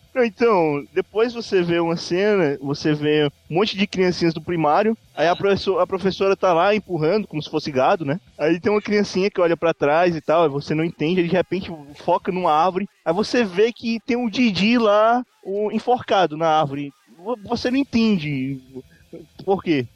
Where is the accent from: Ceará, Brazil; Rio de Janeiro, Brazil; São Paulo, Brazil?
Ceará, Brazil; Fortaleza; eu sou de Fortaleza, Ceará